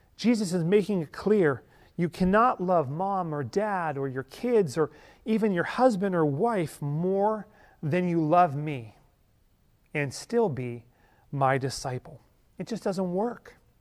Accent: Ellwood City, Pennsylvania, United States; the five and dime in my hometown in Elwood City, Pennsylvania

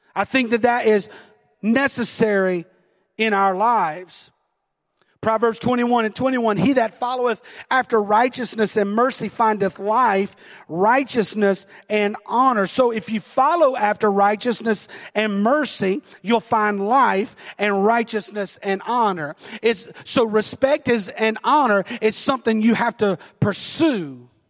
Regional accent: the South, United States; I'm from the South

